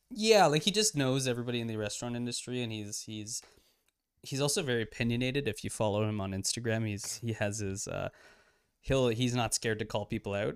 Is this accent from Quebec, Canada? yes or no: no; Toronto, Ontario, Canada; we're both from Toronto.